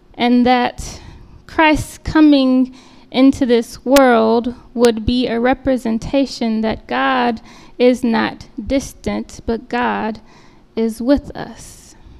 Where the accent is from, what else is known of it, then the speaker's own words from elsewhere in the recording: Austin, Texas, United States; moved away as an adult; now in King of Prussia, United States; Austin being my hometown